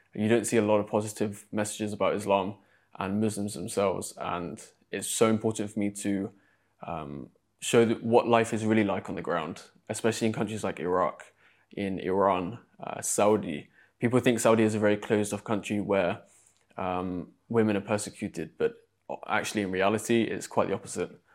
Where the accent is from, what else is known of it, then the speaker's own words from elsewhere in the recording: Exeter, South West England, United Kingdom; moved away as an adult; also born or lived in London; back in my hometown, there's I think, one mosque in Exeter where I grew up